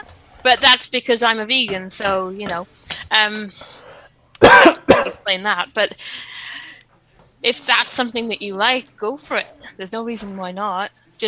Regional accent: Wales, United Kingdom; accent: Welsh; a little bit of time in Canada, and I'm married to a Canadian. And it kind of rubs off a bit, so my accent's not quite as Welsh as it should be because of that, and because things like that do affect your accents.

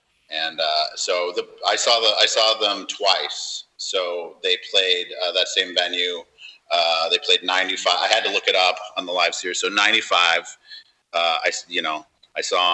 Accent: San Diego, California, United States; I'm from San Diego

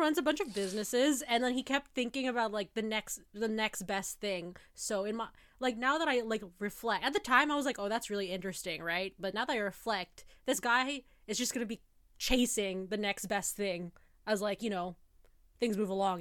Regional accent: Toronto, Ontario, Canada; also born or lived in Kingston; I'm from Toronto

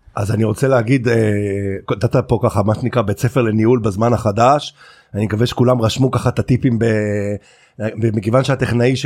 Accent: Carmel, Haifa District, Israel; כילד שגדל בכרמל

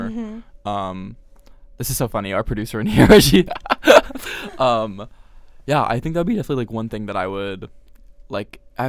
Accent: Pennsylvania, United States; when I was younger, I grew up in Pennsylvania.

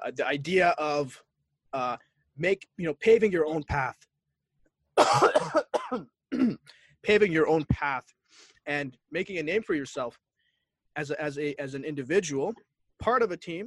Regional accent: Barrie, Ontario, Canada; also born or lived in Boston, Massachusetts, United States; I grew up in Canada

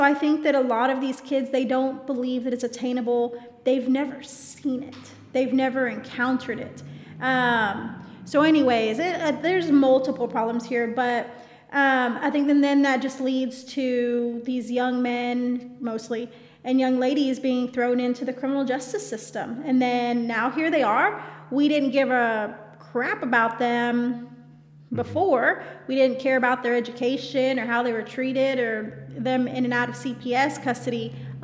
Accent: Dallas, Texas, United States; I grew up in Pleasant Grove, but before that, I grew up in South Oak Cliff.

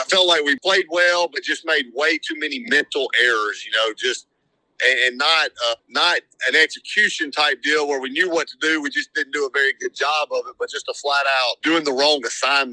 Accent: French Camp, Mississippi, United States; I grew up in French Camp in the middle of nowhere

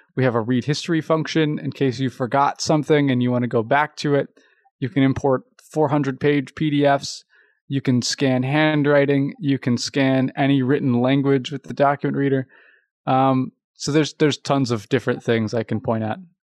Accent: Louisville, Kentucky, United States; I'm from Louisville, Kentucky

